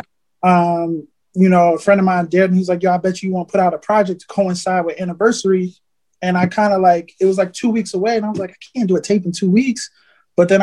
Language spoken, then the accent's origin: English; New York, United States; moved away; I happened to have went home to New York because I'm originally from New York